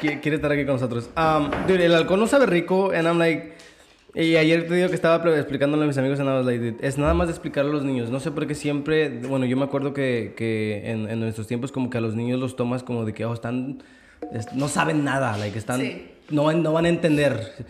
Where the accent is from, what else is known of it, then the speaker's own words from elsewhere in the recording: Mexico; moved away; como mexicano